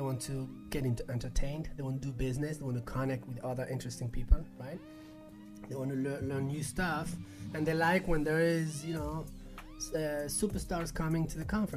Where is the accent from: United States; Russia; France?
France; Paris, Île-de-France; moved away as an adult; also born or lived in Barcelona / Colombia; I was raised in Paris, but then I moved to Barcelona when I was 20 and I started the business in Barcelona